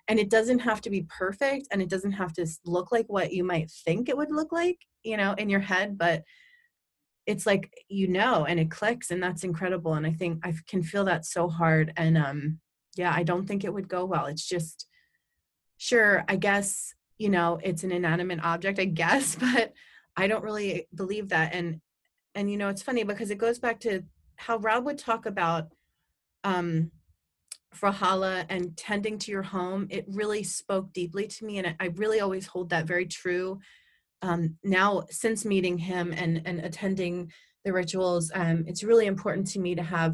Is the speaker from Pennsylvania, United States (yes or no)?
yes; Bucks County, Pennsylvania, United States; now in Berks County, United States; I grew up in Bucks County